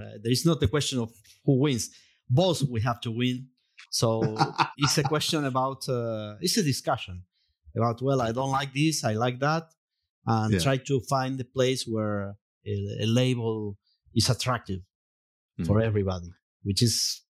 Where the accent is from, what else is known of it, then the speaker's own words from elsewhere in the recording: Jujuy, Argentina; English is a second language; I'm from Jujuy, cielo arriba.